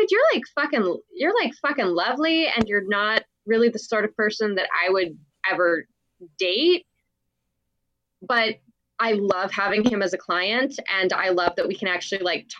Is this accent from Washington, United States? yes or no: yes; Seattle, Washington, United States; I am from Seattle